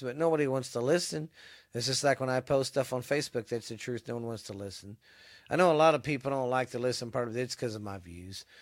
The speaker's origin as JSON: {"language": "English", "region": "the South", "country": "United States", "said": "I'm from the South"}